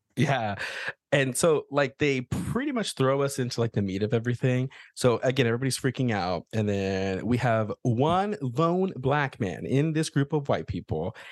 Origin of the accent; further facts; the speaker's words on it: the South, United States; I grew up, you know, in the middle of nowhere, like, with a whole bunch of cowboys. Like, I am from the Bible Belt. I'm from the South